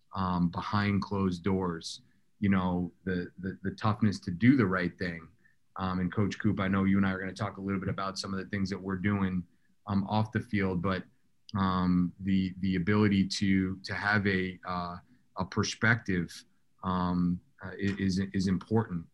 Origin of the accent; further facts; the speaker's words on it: Southern Maine, United States; we grew up in Southern Maine, uh, non-traditional lacrosse area.